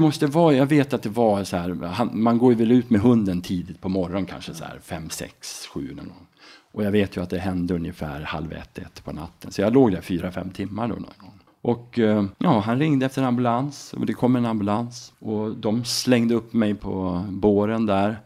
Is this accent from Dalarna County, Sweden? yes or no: yes; Mora, Dalarna County, Sweden; also born or lived in Uppsala / Enköping / Falun / United States; då hamnar jag också lite närmare min hemstad, Mora